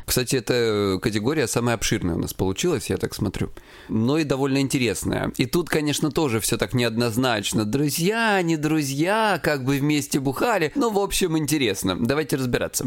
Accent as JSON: {"language": "Russian", "region": "Krasnodar Krai", "country": "Russia", "said": "я с Кубани"}